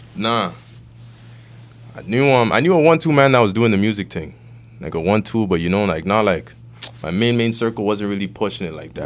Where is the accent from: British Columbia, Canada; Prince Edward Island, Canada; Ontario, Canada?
Ontario, Canada; Toronto; also born or lived in Vaughan, Ontario / Nigeria (ancestry); I grew up on Western Road. I was there for, like, eleven years